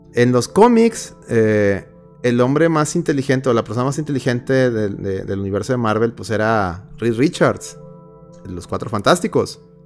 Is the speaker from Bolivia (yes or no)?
no; Mexico; soy mexicano prieto